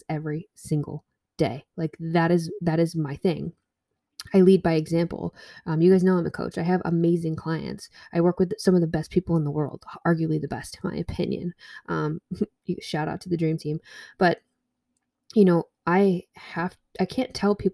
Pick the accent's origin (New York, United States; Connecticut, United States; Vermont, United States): Vermont, United States; I grew up in Vermont.